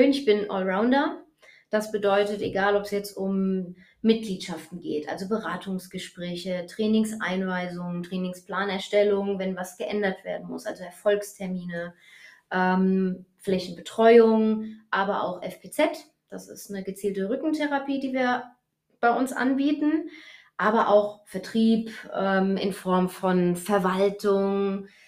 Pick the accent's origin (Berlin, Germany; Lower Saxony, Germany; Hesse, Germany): Hesse, Germany; Eppstein; Also ich bin 33 Jahre alt. Ich komme aus Eppstein